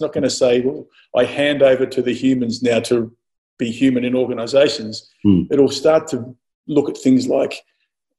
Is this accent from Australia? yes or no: yes; Mildura, Victoria, Australia; as a kid growing up in Mildura